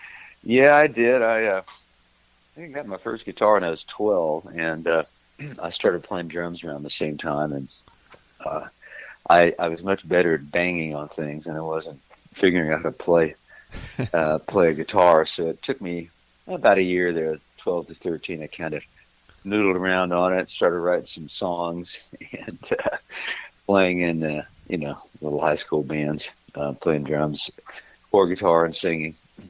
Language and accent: English; Missouri, United States; moved away as an adult; also born or lived in California / Texas; now in Nashville, United States; Well, originally I'm from Missouri, and I got out of there pretty much as quickly as I could